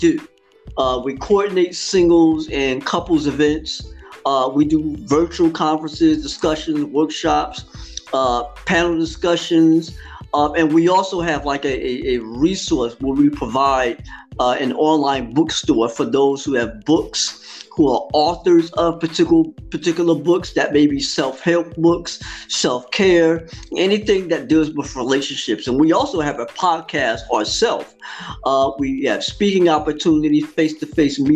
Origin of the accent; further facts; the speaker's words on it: East Orange, New Jersey, United States; I'm from New Jersey, born and raised in the East Orange school system in which I grew up in.